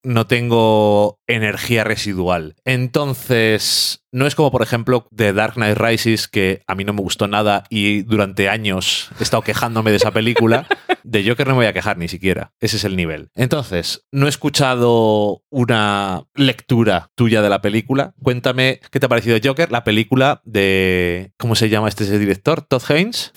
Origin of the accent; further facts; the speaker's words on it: Spain; Yo soy de España, decimos la J bien